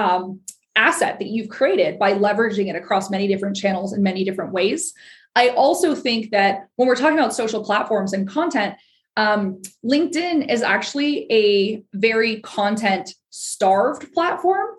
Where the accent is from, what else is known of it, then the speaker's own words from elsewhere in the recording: Ottawa, Ontario, Canada; I am from Ottawa, Ontario, which is, of course, our nation's capital in Canada